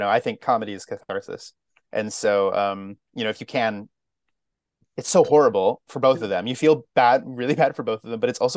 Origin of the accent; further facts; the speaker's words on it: Albany, New York, United States; also born or lived in Maine / New England; now in New York City, United States; I was born in Maine and kind of moved around New England a lot. But I mostly grew up in upstate New York, Albany.